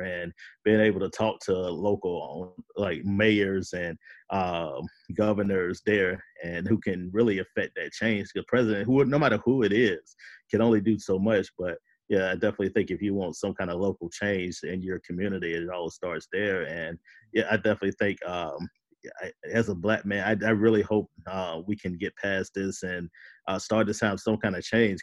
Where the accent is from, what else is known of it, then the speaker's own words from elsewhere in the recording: United States; as an American